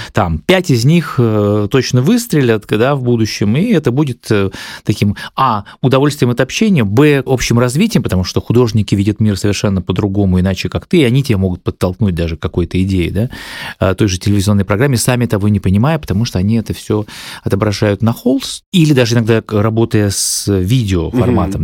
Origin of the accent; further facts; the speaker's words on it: Apatity, Murmansk Oblast, Russia; у моего родного города Апатиты